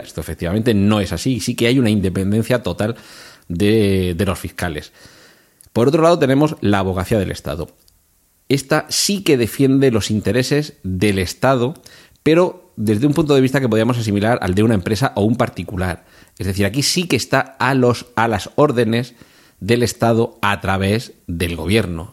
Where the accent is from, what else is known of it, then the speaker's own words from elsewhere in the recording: Region of Murcia, Spain; yo soy de Murcia